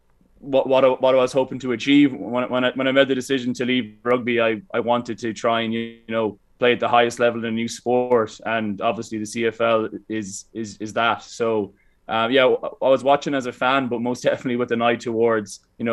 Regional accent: Ireland; moved away; being Irish

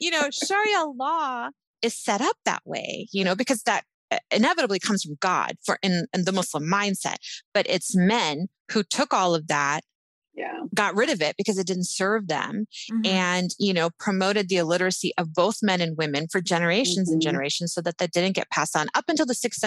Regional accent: United States; we grew up in America

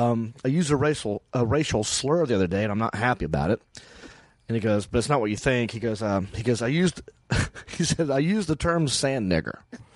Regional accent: Hickory, North Carolina, United States; accent: Southern; Hickory, where I'm from, North Carolina. I go, I'm from Hickory.

